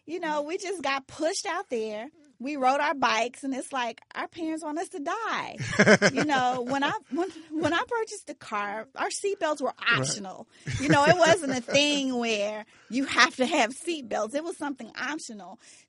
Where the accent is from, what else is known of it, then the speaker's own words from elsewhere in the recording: Memphis, Tennessee, United States; I come from a city. I covered the Grizzlies. Memphis is my hometown.